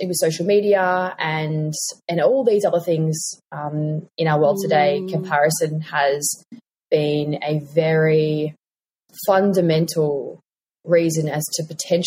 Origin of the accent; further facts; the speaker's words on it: Tasmania, Australia; moved away; I'm from Tassie originally